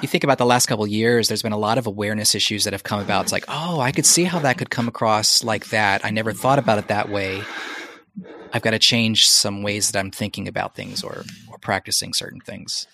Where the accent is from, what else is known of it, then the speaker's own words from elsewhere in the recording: United States; moved away as an adult; now in Portland, United States; coming back to the States, which is my home country, but not a home country for my wife or my kids